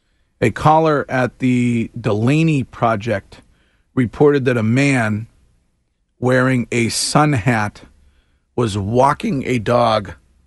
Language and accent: English; Stow, Massachusetts, United States; From my hometown.